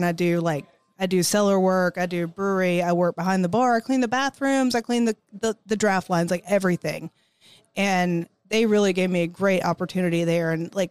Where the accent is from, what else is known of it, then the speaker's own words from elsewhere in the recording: Huntersville, North Carolina, United States; I grew up in the Charlotte area, Huntersville specifically.